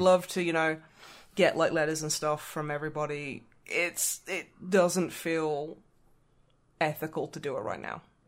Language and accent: English; United Kingdom; I was educated about Europe's geography in the UK